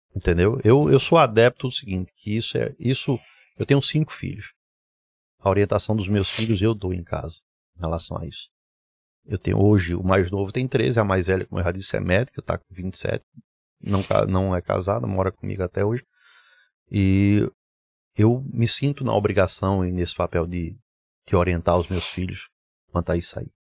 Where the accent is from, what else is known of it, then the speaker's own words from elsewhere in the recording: Recife, Pernambuco, Brazil; also born or lived in Garanhuns; eu nasci em Garanhuns, vim para Recife. Minha vida foi muito entre Garanhuns e Recife. Uh, nos mudamos para cá em final de 1977. Eu tinha quatro, cinco, ia fazer cinco anos de idade